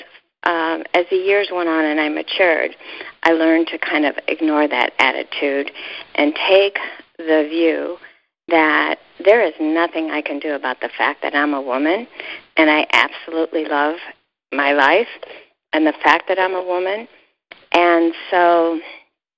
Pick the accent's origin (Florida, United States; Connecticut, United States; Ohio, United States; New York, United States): Ohio, United States; I was brought up in Ohio